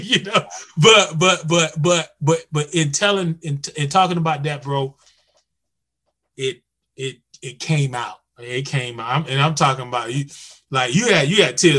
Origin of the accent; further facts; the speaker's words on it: North Carolina, United States; I'm from North Carolina